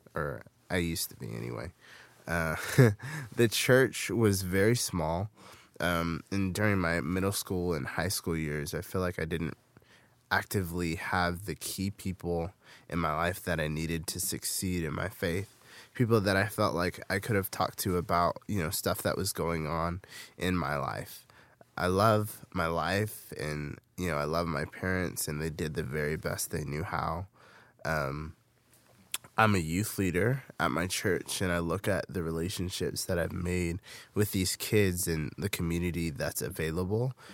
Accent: Fairfield, California, United States; I grew up in Fairfield, California, in the Bay Area

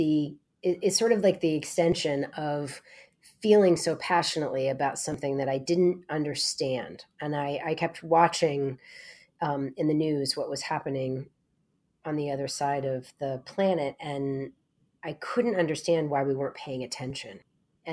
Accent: Maine, United States; Growing up in Maine, as you said, in a very rural place

